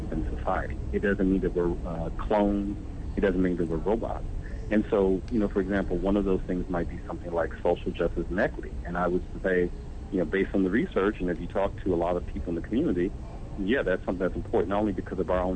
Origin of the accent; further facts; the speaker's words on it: United States; I'm an American.